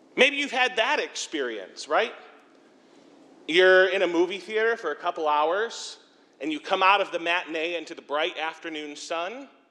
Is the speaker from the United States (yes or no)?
yes; Bowling Green, Ohio, United States; also born or lived in Sandusky; now I'm back in my hometown, Bowling Green